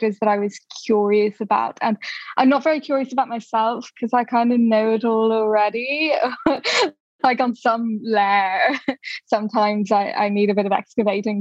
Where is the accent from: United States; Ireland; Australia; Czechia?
Ireland; Dublin, Leinster; now in London, United Kingdom; I grew up in Dublin